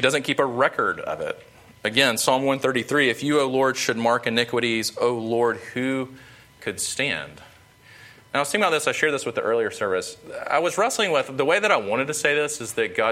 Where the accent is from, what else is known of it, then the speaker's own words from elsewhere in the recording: Sumter, South Carolina, United States; I'm from Sumter, grew up in Sumter, South Carolina